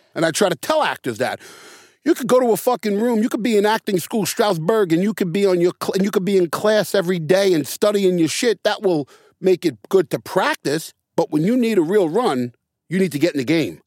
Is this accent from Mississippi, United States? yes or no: no; New York City, New York, United States; also born or lived in Santa Monica; now in Long Beach, United States; I grew up in the Bronx.